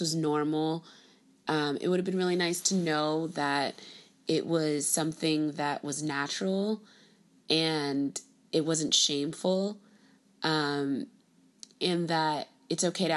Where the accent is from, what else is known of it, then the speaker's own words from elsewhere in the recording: Miami, Florida, United States; My parents are both born in Haiti and I was born and raised in Miami, Florida